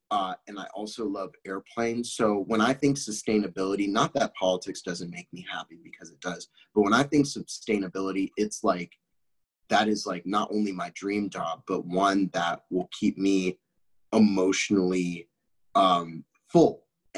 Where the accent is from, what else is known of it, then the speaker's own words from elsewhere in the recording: Czechia; also born or lived in France; I grew up in Europe. I grew up in the Czech Republic. I lived in the Czech Republic for a while, and I also lived in France for a while.